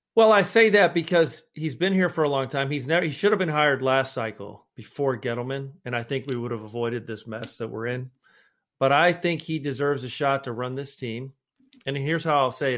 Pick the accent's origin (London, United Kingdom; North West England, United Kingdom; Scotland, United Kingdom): Scotland, United Kingdom; I'm the Scotsman